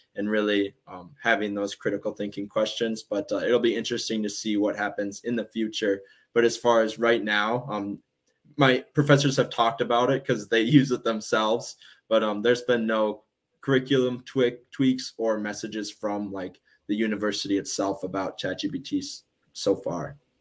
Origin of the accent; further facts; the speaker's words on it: southwestern Minnesota, United States; my dad is on the school board at my in at my hometown. I'm in southwestern minnesota